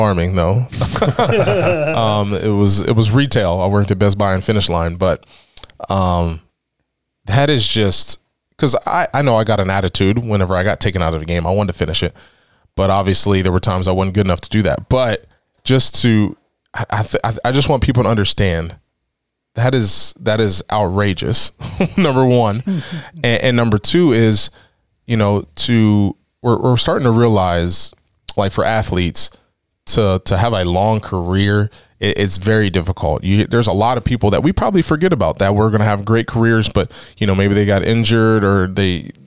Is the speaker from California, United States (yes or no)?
no; Dover, Ohio, United States; I'm from Dover